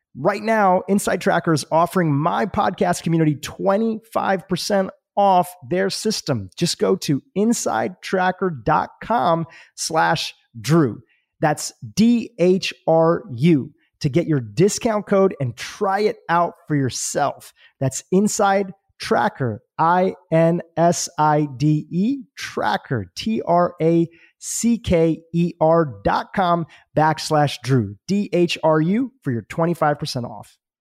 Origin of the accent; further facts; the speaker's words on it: United States; I'm eating crappy school lunches in America